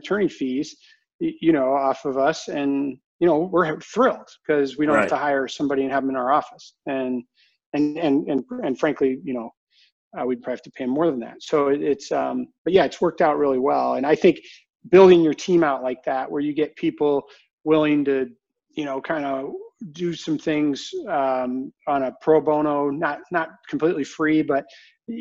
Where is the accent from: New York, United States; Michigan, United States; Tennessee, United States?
Michigan, United States; Ann Arbor; also born or lived in Arizona; I grew up in Ann Arbor